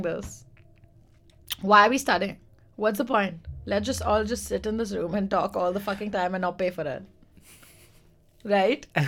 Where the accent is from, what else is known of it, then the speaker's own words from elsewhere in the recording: India; now in London, United Kingdom; I'm Indian